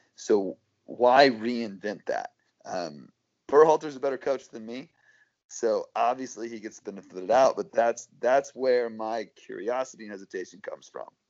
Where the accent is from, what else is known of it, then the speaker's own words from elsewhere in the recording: United States; as American soccer fans